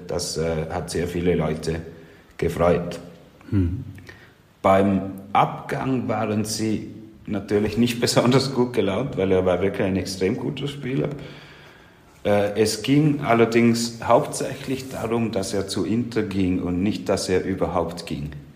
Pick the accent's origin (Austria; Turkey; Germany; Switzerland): Switzerland; als Schweizer Rheintaler